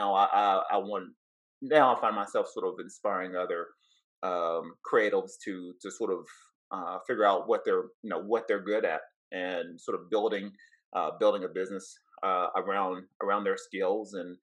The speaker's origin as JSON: {"language": "English", "town": "Cleveland", "region": "Tennessee", "country": "United States", "said": "originally from Southeast Tennessee, from a small town called Cleveland, Tennessee. So from the South."}